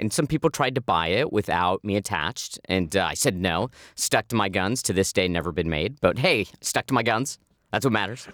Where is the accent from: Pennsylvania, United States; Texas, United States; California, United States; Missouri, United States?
California, United States; Manhattan Beach; I grew up in Manhattan Beach, which, uh, you know, when I grew up in the eighties, was this middle class, lower middle class beach town